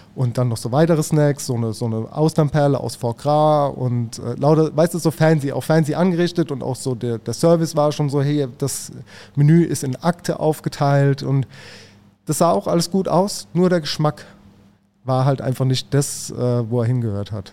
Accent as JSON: {"language": "German", "town": "Mannheim", "region": "Baden-Württemberg", "country": "Germany", "said": "ich als Mannheimer"}